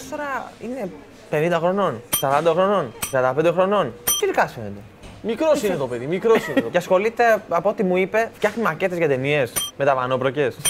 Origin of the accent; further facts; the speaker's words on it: Cyprus; Κομπάρε, εγώ είμαι από Σύπρο, έχω κάνει